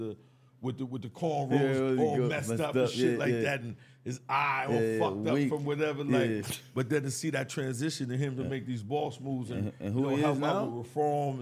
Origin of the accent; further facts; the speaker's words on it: New York City, New York, United States; I'm from New York City